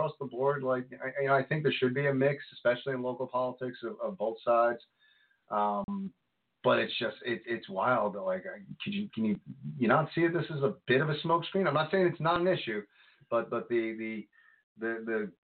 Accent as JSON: {"language": "English", "town": "Congers", "region": "New York", "country": "United States", "tie": "born or raised there", "said": "I grew up in Congers"}